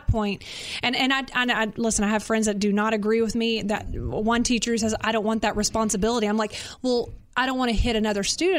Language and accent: English; Conroe, Texas, United States; I told you I'm from Conroe